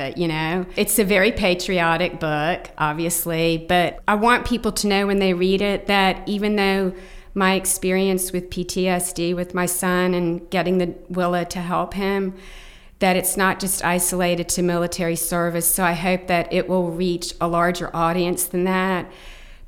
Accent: Tallahassee, Florida, United States; And Tallahassee, Florida, my hometown, is very much a part of the story, because I'm from Tallahassee.

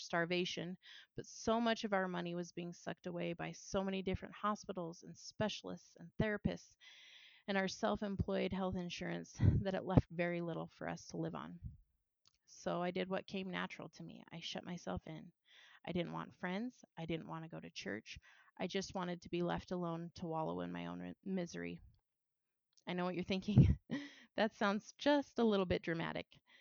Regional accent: Washington, United States; also born or lived in Boise, Idaho; my home state, Washington

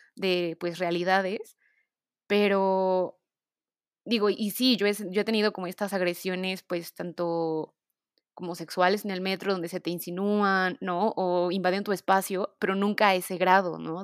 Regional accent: Mexico; yo como mexicana

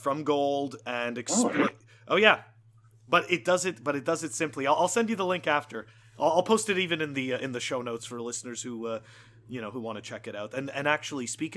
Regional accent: Montreal, Quebec, Canada; moved away; I'm originally from Montreal, so I'm giving you the perspective from like a Canadian

